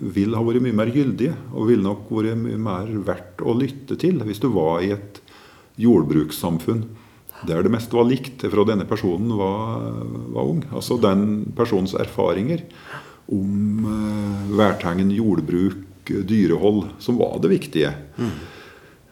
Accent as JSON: {"language": "Norwegian", "area": "Gudbrandsdalen", "region": "Innlandet", "country": "Norway", "tie": "born or raised there", "said": "i hjembygda mi, eh, midt, midten i Gudbrandsdalen"}